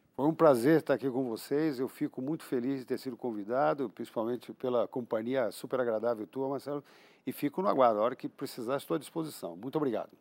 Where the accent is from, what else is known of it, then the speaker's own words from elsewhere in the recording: Brazil; Eu sou brasileiro